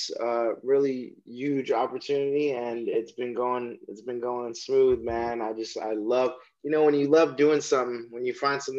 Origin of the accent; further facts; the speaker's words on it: Chicago, Illinois, United States; now in Northern California, United States; I'm in northern Cali, but initially from Chicago